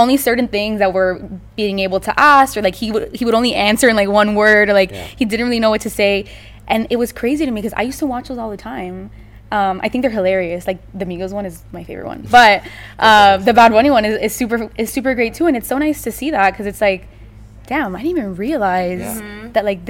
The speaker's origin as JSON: {"language": "English", "town": "Caracas", "region": "Capital District", "country": "Venezuela", "tie": "born there", "said": "So I was born in Caracas, Venezuela."}